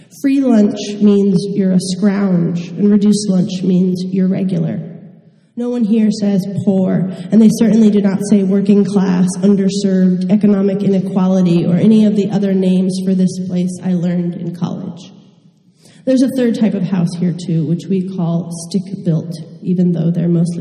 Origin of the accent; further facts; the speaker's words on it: Pahrump, Nevada, United States; moved away; the town where I grew up. It's called Pahrump, the name of the town